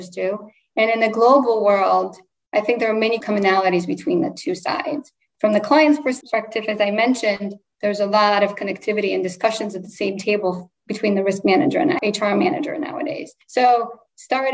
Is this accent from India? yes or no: no; Poland; born or raised there; first language Polish; English is a second language; moved away